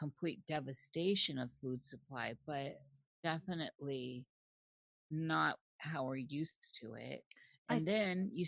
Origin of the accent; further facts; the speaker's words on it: Midwest, United States; now in Pacific Northwest, United States; I was born in the Midwest